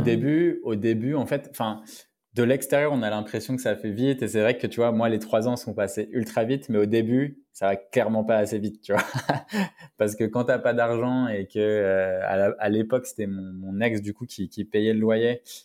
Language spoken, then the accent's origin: French; Paris, Île-de-France, France; je suis né à Paris, à la gare du Nord, donc à la Riboisière. Donc j'ai grandi entre Barbès et Pigalle, donc Paris Nord